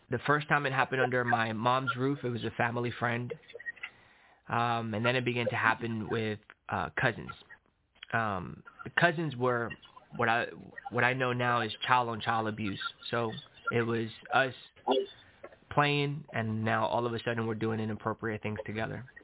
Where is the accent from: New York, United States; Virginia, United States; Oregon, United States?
New York, United States; Long Island; born there; Yeah, so I was born in New York, Long Island, New York, from immigrant parents. My mom came from Nicaragua to New York. My dad came from El Salvador to New York.